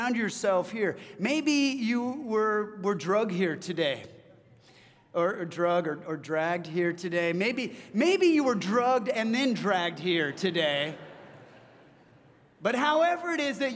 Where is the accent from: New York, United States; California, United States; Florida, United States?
California, United States; moved away as an adult; now in Washington, United States; I'm from California. I moved up here about 13 years ago.